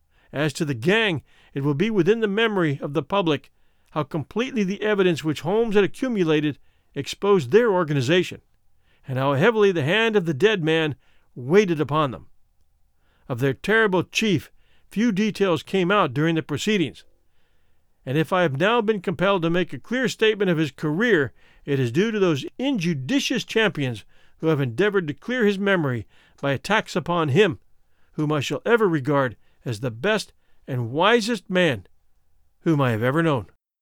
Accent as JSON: {"language": "English", "country": "Australia", "said": "I am also Australian"}